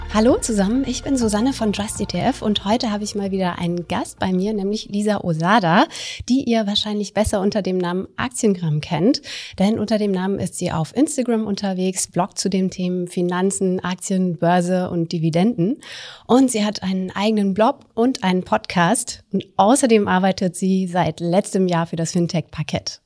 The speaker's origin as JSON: {"language": "German", "country": "Germany", "tie": "born or raised there", "said": "in der Nähe von meiner Heimatstadt"}